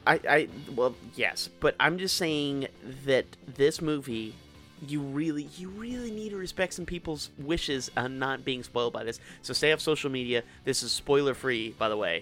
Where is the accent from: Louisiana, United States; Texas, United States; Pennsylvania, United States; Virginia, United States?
Louisiana, United States; Kenner; I grew up in Kenner